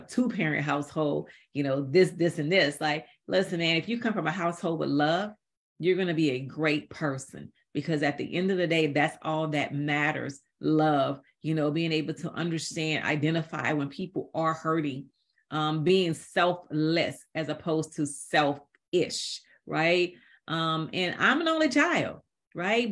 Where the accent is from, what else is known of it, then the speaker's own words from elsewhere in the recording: New Orleans, Louisiana, United States; I'm from New Orleans, Louisiana, and I grew up, yeah, part of my life is in the project